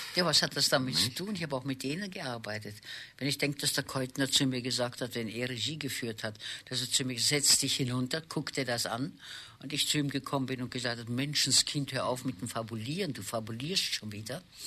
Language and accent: German; Vienna, Austria; moved away as an adult; also born or lived in Přerov, Moravia; now in Hamburg, Germany; nachdem ich mit einem halben Jahr nach Wien gekommen bin und meine Geburtsstadt gar nicht kenne, nie in meiner Geburtsstadt, außer meiner Geburt nie dort war, äh, habe ich äh, dies, alle meine Schuljahre in Wien verbracht